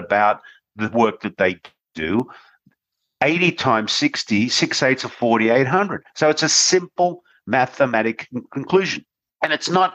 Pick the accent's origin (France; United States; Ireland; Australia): Australia; I was born in Australia